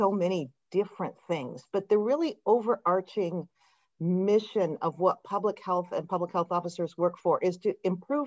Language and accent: English; Yakima Valley, Eastern Washington, United States; moved away as an adult; also born or lived in Metro Detroit, Michigan; now in Modesto, United States; I grew up in Eastern Washington, in the Yakima Valley